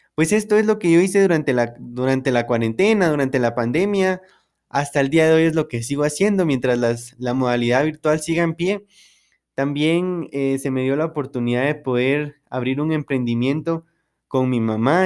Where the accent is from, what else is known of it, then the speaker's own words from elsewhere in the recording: San Marcos, Guatemala; also born or lived in Quetzaltenango (Xela), Guatemala; yo soy de San Marcos, entonces eh, vivía la mayor parte del tiempo en Shela